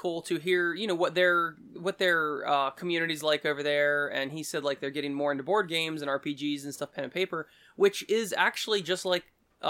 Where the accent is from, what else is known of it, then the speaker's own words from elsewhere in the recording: Ireland; now in Munich, Delaware, United States; I'm actually from Ireland, and the people there tend to be more inviting and nice and explaining, and most importantly, not fake. Here in Munich, it's the total opposite.